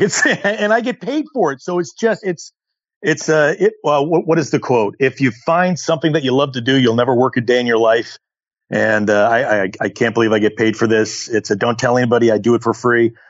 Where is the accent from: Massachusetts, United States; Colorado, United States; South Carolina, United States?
Colorado, United States; Colorado Springs; now in Southern California, United States; I grew up in Colorado Springs